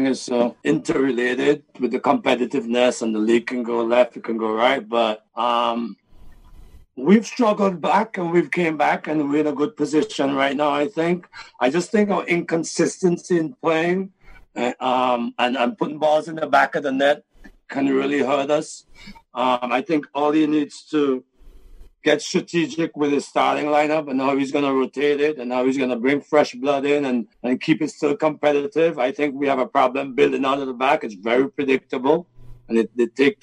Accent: St. Vincent & Grenadines; I'm from Vincey

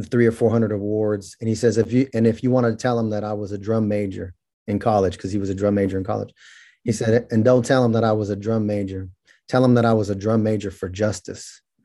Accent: Merced, California, United States; born or raised there; also born or lived in Bakersfield, California

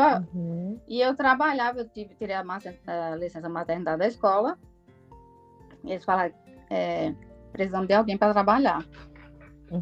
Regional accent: Paraíba, Brazil; moved away as an adult; also born or lived in João Pessoa, Brazil / Natal, Brazil / Belém, Brazil; now in Iceland; eu sou da Paraíba

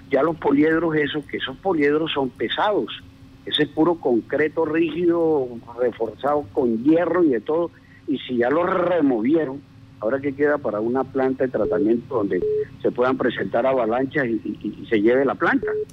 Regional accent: Costeño, Caribbean coast, Colombia; moved away; yo me considero yo paleño, a pesar de que yo soy costeño, yo vivo aquí hace 28 años

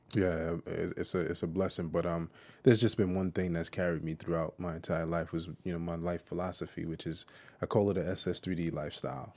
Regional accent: Jersey City, New Jersey, United States; moved away; Because I'm from Jersey City

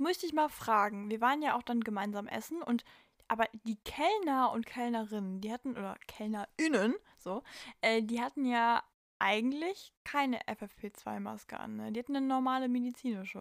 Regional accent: Germany; wir als Deutsche

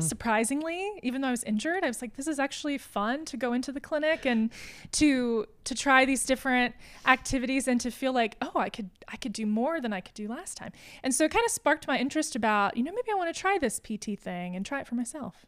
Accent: Johnson City, Tennessee, United States; also born or lived in Asheville, North Carolina; I was born in Asheville, but, uh, my family moved around a little bit growing up, and then we kinda settled here in Johnson City

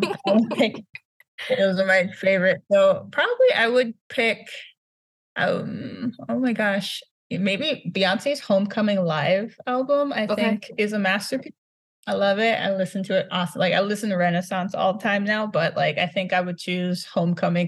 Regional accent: Brooklyn Park, Minnesota, United States; also born or lived in New York; I grew up in Minnesota, originally from Brooklyn Park, now living in Minneapolis

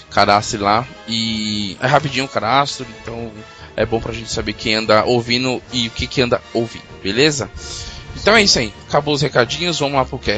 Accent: São Paulo, Brazil; eu e o João somos de São Paulo, e o, o Juan e o Marcos são lá do Sul.

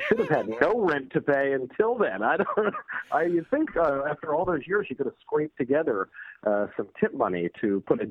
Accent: Bedford Hills, New York, United States; I grew up in Bedford Hills

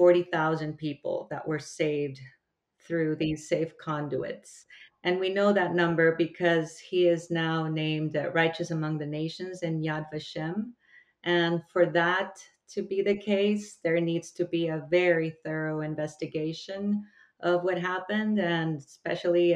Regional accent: El Salvador; I come from El Salvador

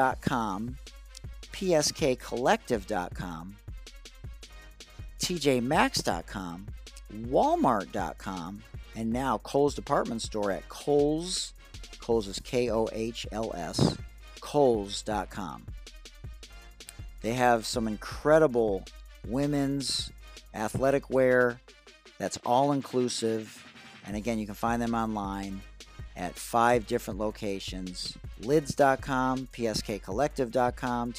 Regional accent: Detroit, Michigan, United States; I'm from Detroit, so I was integrated in fifth grade

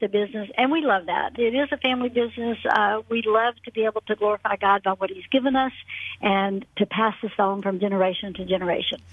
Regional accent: Atlanta, Georgia, United States; also born or lived in Birmingham, Alabama; Born and raised in Atlanta, went off to college in Birmingham, Alabama.

